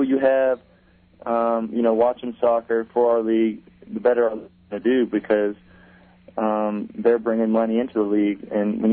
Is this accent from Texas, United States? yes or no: yes; Texas, United States; moved away as an adult; go back to my home state